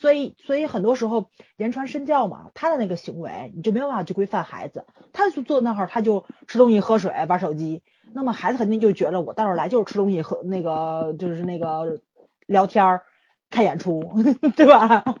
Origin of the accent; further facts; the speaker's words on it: Tianjin, China; 我作为一个天津人，在这自己吐槽自己城市，我都无语